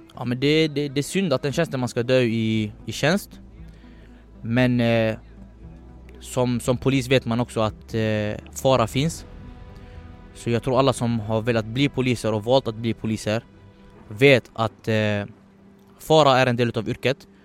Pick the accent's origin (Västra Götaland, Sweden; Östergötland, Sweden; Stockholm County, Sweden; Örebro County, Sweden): Västra Götaland, Sweden; Gothenburg; om jag inte var från Biskopsgården